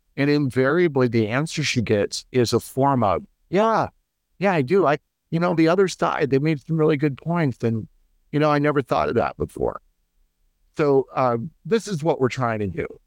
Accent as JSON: {"language": "English", "country": "United States", "said": "as an American"}